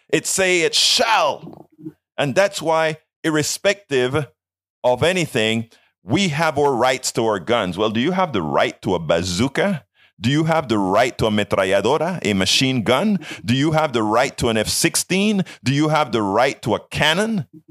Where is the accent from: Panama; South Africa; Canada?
Panama; moved away; also born or lived in Brenham, Texas; I'm from Panama